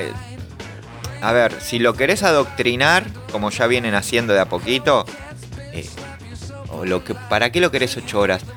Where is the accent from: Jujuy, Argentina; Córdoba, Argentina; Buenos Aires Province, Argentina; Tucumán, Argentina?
Buenos Aires Province, Argentina; Caseros; yo soy de Caseros, zona oeste